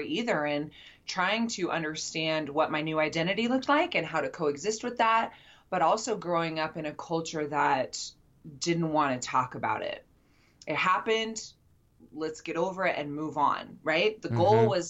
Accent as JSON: {"language": "English", "region": "Utah", "country": "United States", "also_born_or_lived": "Nashville, Tennessee", "moved": "yes", "said": "I'm from Utah"}